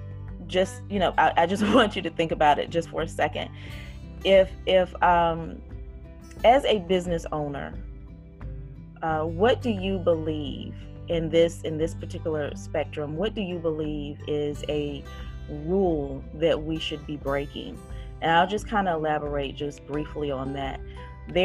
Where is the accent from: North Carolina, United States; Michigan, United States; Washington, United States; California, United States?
North Carolina, United States; Fayetteville; I am from Fayetteville, North Carolina, which is primarily military